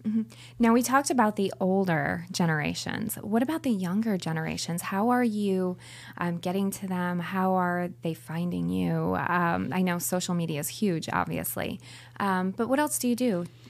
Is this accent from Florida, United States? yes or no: yes; Florida, United States; I'm from Florida